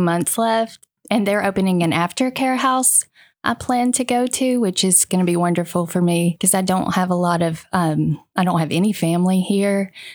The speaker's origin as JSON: {"language": "English", "region": "Virginia", "country": "United States", "moved": "as an adult", "lives_now": "Arkansas, United States", "said": "I'm from Virginia"}